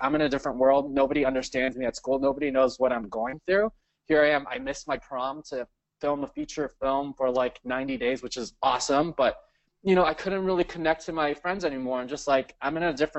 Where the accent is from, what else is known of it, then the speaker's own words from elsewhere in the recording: Cerritos, California, United States; I grew up in California